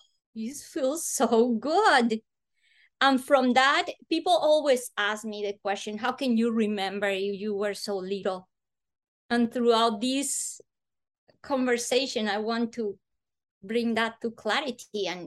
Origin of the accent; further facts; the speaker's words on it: Bogota, Colombia; English is a second language; moved away; I'm from Colombia, I come from hot weather country, but Bogota's pretty high up in the Andes